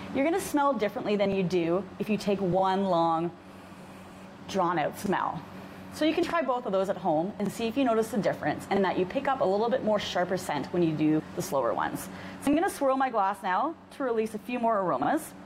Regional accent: Canada; we're Canadian

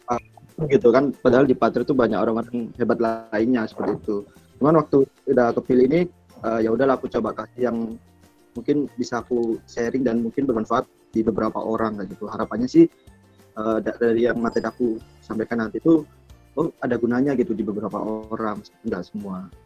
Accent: Sidoarjo, East Java, Indonesia; ya jadi untuk di intro awal jadi aku tuh dari sidoarjo terus eh, kebetulan aku tuh emang suka jualan

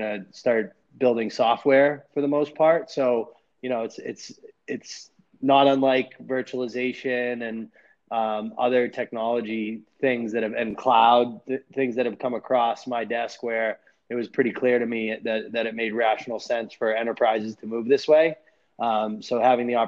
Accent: Massachusetts, United States; moved away as an adult; now in Arizona, United States; I grew up in Massachusetts

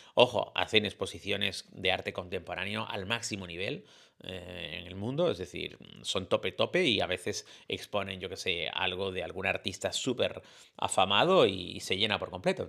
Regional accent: Canary Islands, Spain; en mi tierra

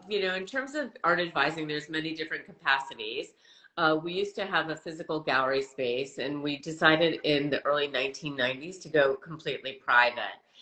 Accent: Wisconsin, United States; moved away as an adult; also born or lived in Boston, United States; now in Los Angeles, United States; I grew up in the Midwest and uh, went to school in the East Coast

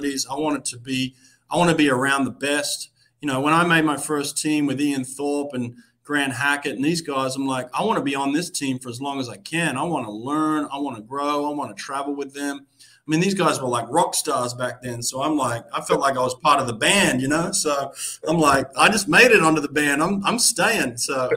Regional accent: Australia; moved away as an adult; also born or lived in United States; now in Boston, United States

